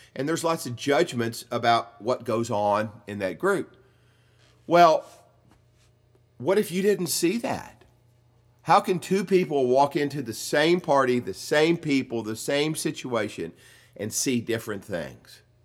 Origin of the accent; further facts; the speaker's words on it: the South, United States; I grew up in the South, and I grew up with all the myths that go along